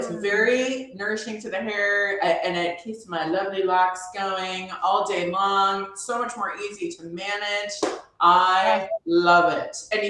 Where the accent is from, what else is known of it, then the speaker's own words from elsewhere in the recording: Seattle, Washington, United States; now in Texas, United States; I'm originally from Seattle and I moved here to Texas and they have really hard water here.